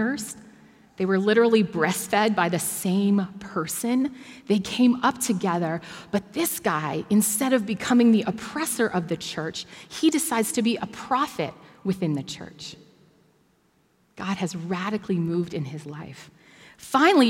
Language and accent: English; Bracebridge, Ontario, Canada; now in Toronto, Canada; I grew up in Bracebridge, which is a very small and at that time dominantly white town